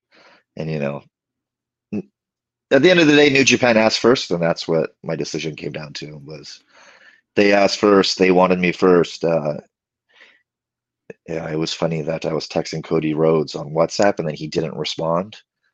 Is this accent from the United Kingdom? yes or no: no; Canada; moved away as an adult; You know, I moved from Canada, went to England, had no bookings in England except through Rev Pro